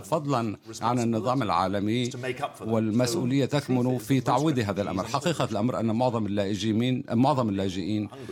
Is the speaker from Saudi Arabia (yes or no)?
no; United Kingdom; بصفتي بريطاني